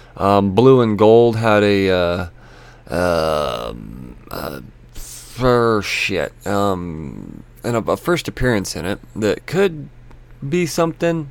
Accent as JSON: {"language": "English", "country": "United States", "said": "me as an American"}